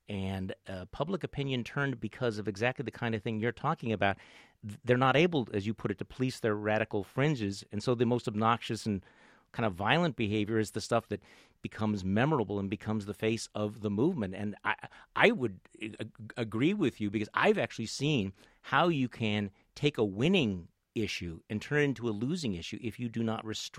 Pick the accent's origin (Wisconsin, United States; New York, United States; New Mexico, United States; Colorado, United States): Wisconsin, United States; I come from Wisconsin